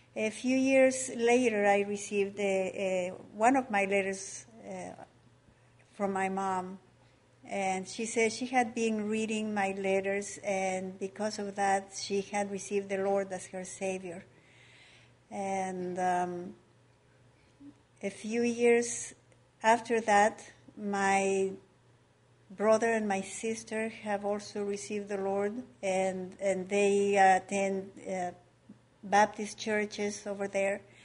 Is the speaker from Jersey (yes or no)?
no; Ecuador; moved away as an adult; now in United States; I was born and raised in Ecuador, uh, a Catholic country